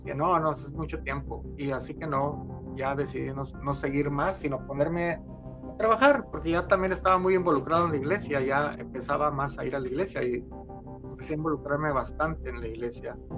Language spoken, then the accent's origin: Spanish; Torreón, Coahuila, Mexico; soy mexicano, nací en una ciudad que se llama Torreón, Coahuila, en México